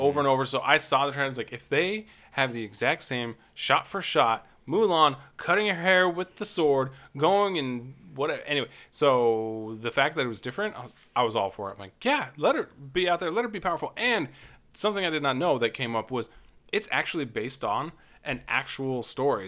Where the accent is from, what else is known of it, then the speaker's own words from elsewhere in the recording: Nevada, United States; I grew up in Nevada